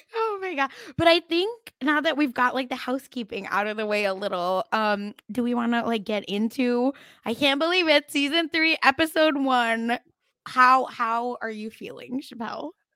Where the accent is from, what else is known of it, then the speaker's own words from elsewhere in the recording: Oklahoma, United States; I'm from Oklahoma